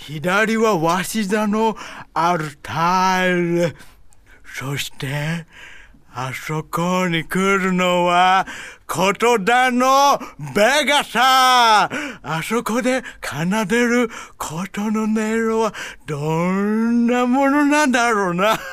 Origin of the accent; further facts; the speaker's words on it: Hawaii, United States; なんで私ハワイなのに、日本語の名前かというと、マザーファーザーは Japanese 私はハワイで育ってます